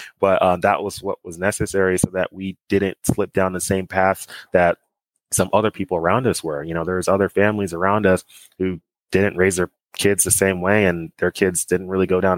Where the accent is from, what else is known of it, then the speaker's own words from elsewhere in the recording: Dallas, Texas, United States; growing up in Dallas